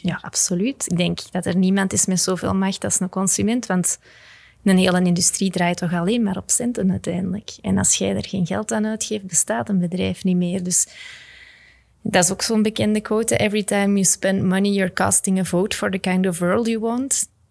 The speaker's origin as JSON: {"language": "Dutch", "country": "Belgium", "said": "als Belgen"}